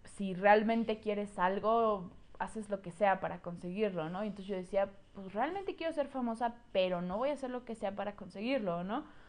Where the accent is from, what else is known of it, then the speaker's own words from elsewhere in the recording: State of Mexico, Mexico; Mi mamá, mi hermano y yo nos mudamos al Estado de México y pues llegué a una nueva escuela